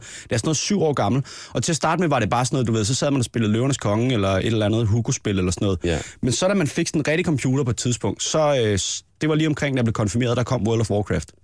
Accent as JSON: {"language": "Danish", "town": "Næstved", "region": "Zealand", "country": "Denmark", "said": "nede i Næstved, hvor jeg er fra."}